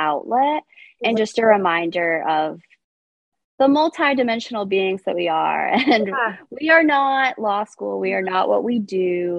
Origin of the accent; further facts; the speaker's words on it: Midwest, United States; yeah, I'm from the Midwest. Yeah. I'm a Midwestern like, girl at heart.